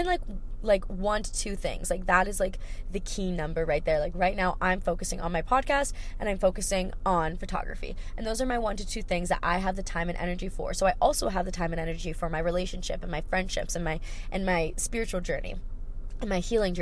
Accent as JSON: {"language": "English", "region": "Hawaii", "country": "United States", "tie": "born or raised there", "said": "I grew up in Hawaii, so we don't have snow here"}